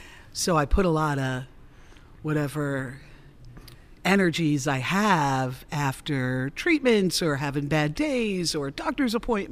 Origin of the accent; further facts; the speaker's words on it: Mount Vernon, New York, United States; I come from working class people. I'm from Mount Vernon, New York.